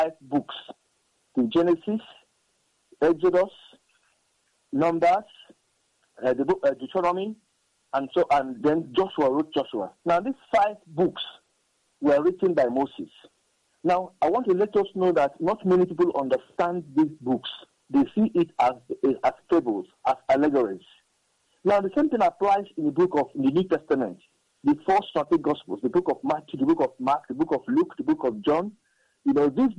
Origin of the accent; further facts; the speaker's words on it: Nigeria; I am come from Nigeria. I'm a Nigerian